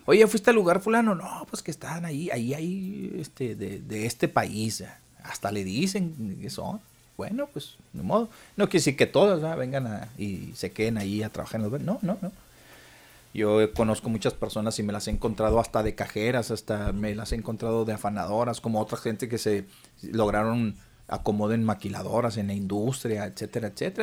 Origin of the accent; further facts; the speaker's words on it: Mexico; Nosotros no somos un país de paso